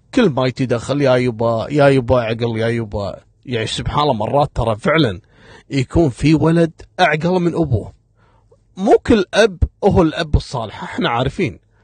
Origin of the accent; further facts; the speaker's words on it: Kuwait; من المناطق القديمة عندنا في الكويت